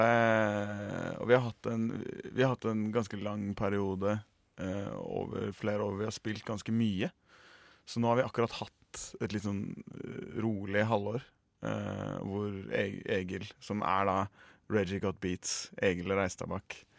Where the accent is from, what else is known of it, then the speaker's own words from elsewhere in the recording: Oslo, Norway; accent: Oslo dialect; jeg har liksom greid meg på Oslo-dialekten min